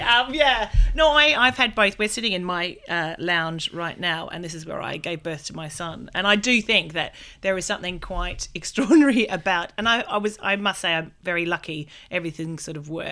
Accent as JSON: {"language": "English", "country": "Australia", "said": "I'm Australian"}